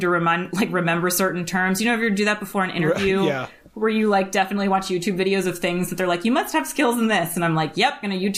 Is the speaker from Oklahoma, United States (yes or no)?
no; Connecticut, United States; I'm from Connecticut